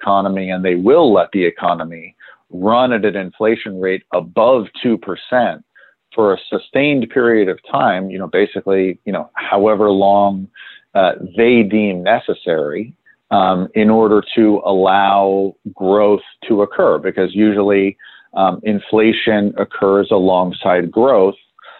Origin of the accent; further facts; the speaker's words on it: London, United Kingdom; also born or lived in New York; Even though I was born in New York, I grew up, spent 5 years living in London when I was younger. So my first memories are of London, and also of trading floors in London.